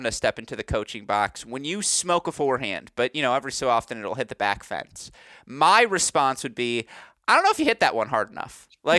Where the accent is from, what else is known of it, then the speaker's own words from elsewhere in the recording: Midwest, United States; As a Midwesterner